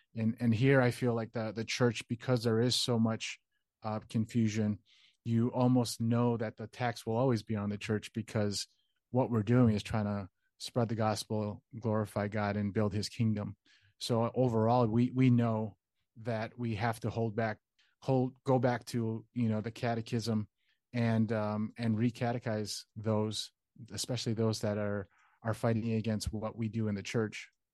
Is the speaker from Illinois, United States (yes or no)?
yes; Chicago, Illinois, United States; born and raised in Chicago